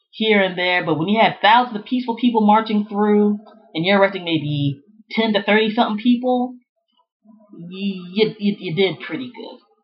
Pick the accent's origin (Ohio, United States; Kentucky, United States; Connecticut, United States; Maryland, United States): Maryland, United States; Prince George's County; Growing up in the Prince George's County, Maryland area back in the 80s and 90s